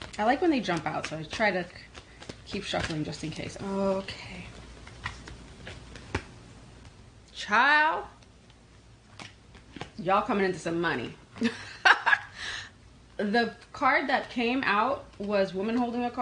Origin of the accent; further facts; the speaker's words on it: New York, United States; I am a New Yorker born and raised